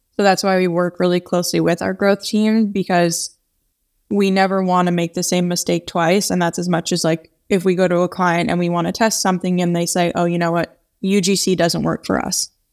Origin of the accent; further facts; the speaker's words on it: New York, United States; being a New Yorker